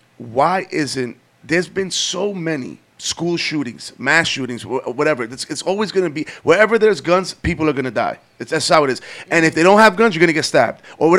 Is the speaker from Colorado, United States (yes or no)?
no; New York, United States; we grew up in New York.